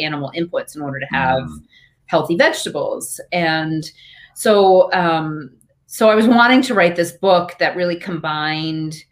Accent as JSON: {"language": "English", "area": "Eastern Long Island", "region": "New York", "country": "United States", "tie": "born or raised there", "said": "I grew up on Eastern Long Island, where it's kind of known as a vacation destination for a lot of New Yorkers"}